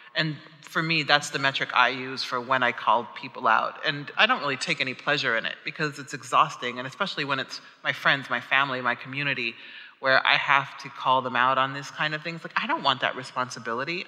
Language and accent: English; Omaha, Nebraska, United States; I'm from Omaha, Nebraska, which is a very rural place in the middle of the United States, and we were the only black family in the neighborhood growing up